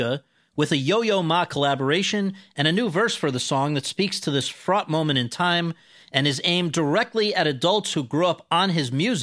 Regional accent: New Haven, Connecticut, United States; I grew up in New Haven, Connecticut

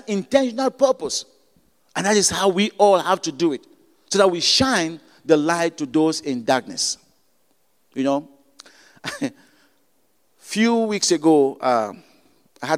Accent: Cameroon; moved away; I'm from Cameroon

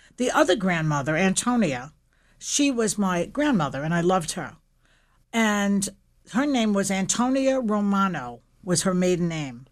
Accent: New York City, New York, United States; I grew up in Williamsburg, Brooklyn

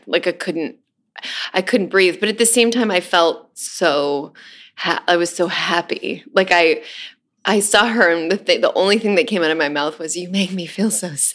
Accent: New York, United States; I grew up in New York

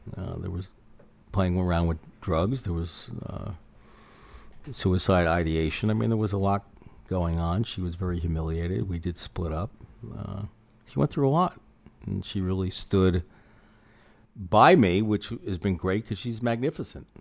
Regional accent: New York City, New York, United States; also born or lived in Philadelphia; now in Long Beach, Washington, United States; I grew up in Manhattan on the Upper West Side

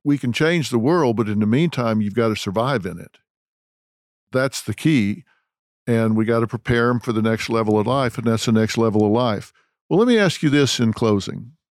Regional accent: Texas, United States; I'm from Texas

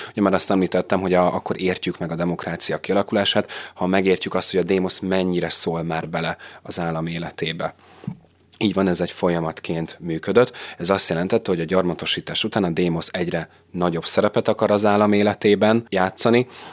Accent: Hungary; mi is innen tudjuk, hogy magyarok vagyunk, hiszen egy nyelvet beszélünk

